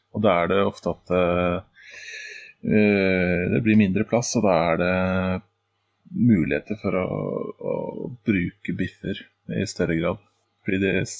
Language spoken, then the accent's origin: Norwegian; Oslo, Norway; jeg er jo fra den delen av uh, Oslo som Fred og Santos gjerne bruker som eksempel